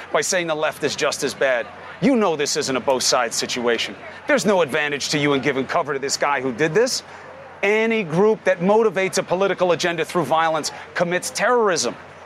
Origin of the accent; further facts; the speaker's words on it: New York City, New York, United States; where you and I grew up in Queens